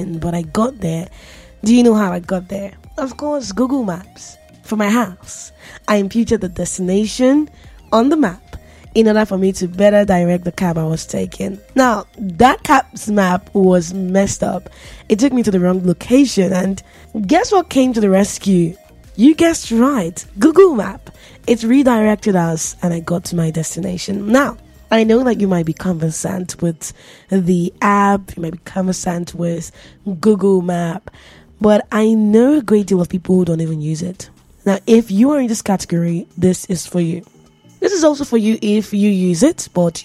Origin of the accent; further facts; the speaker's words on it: Nigeria; I'm a Nigerian